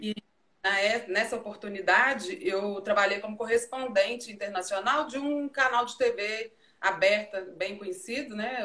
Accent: Brazil; moved away; also born or lived in Europe; nós brasileiros

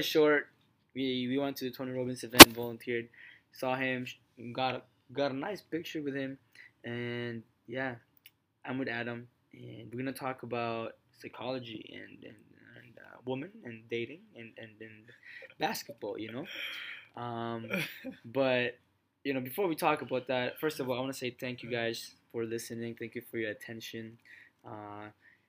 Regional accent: Philippines; I'm Filipino

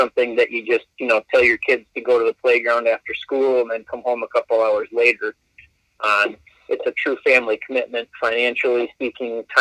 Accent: Verona, Wisconsin, United States; I'm from Verona

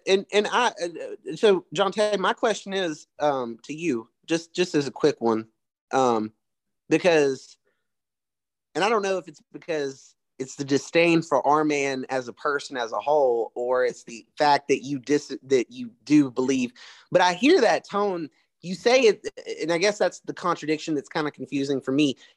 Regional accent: the South, United States; accent: country twang; I was born raised in the South

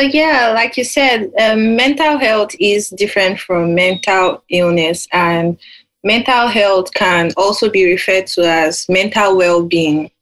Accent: Nigeria; now in United Kingdom; I'm in the UK right now. I'm Nigerian

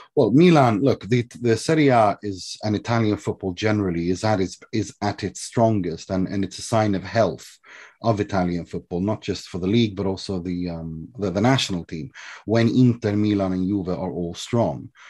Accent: Sweden; I was raised in Sweden from the age of three

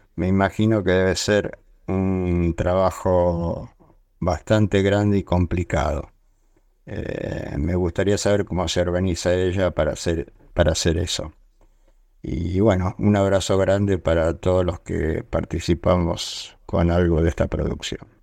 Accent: Buenos Aires, Argentina; soy de aquí de Palermo, Buenos Aires

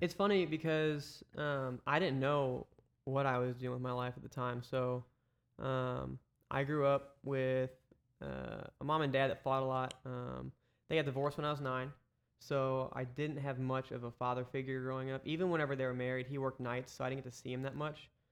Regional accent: Eureka, Missouri, United States; also born or lived in St. Charles, Missouri; born and raised Saint Louis. I grew up in Eureka

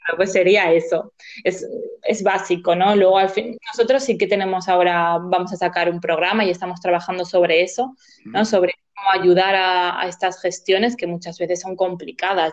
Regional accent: Zaragoza, Aragon, Spain; yo soy de Zaragoza

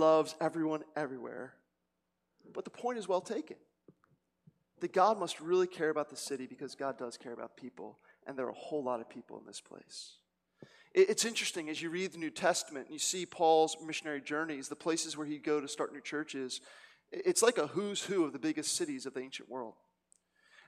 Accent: Cherry Hill, New Jersey, United States; also born or lived in South Philadelphia; now in Philadelphia, United States; I come from Cherry Hill, New Jersey

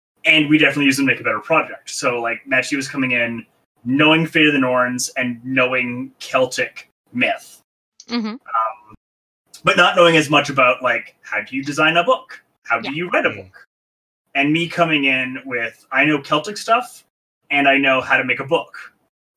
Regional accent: Canada; accent: Canadian; also born or lived in Luton, United Kingdom; having a very Ukrainian-sounding name and a Canadian accent

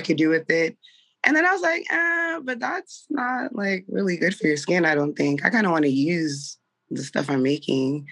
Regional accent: South Florida, United States; I'm originally from South Florida. I have a Caribbean background

